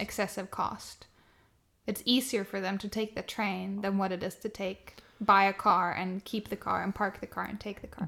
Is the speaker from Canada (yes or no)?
no; southern Sweden, Sweden; born or raised there